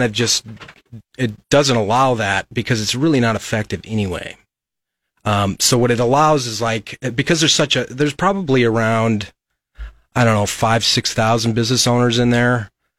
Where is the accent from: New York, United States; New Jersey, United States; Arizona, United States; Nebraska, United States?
Nebraska, United States; Lincoln; Well, I'm born and raised in Lincoln. I went to LCS High School, graduated from the University of Nebraska Lincoln in economics.